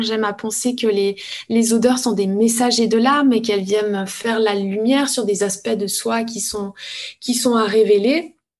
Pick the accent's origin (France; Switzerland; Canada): Switzerland; village of Evionnaz, Valais; je suis valaisanne. Je suis née dans le petit village d'Eviona